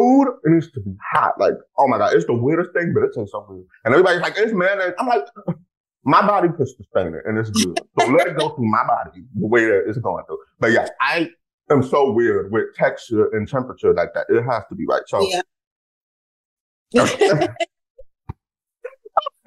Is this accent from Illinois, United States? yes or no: no; Texas, United States; I'm from Texas